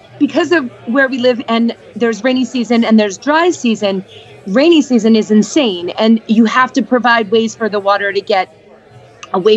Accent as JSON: {"language": "English", "town": "Boston", "region": "Massachusetts", "country": "United States", "tie": "born or raised there", "moved": "as an adult", "lives_now": "Costa Rica", "said": "I was born in Boston"}